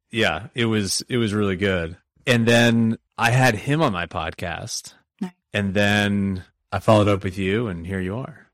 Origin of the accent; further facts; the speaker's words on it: Nashville, Tennessee, United States; my hometown, my backyard